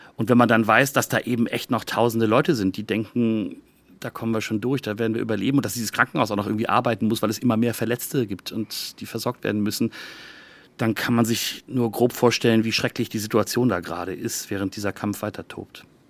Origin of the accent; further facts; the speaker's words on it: Germany; now in Tel Aviv, Israel; als Deutscher